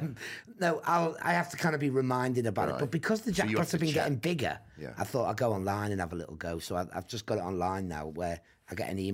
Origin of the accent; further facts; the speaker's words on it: United Kingdom; We're British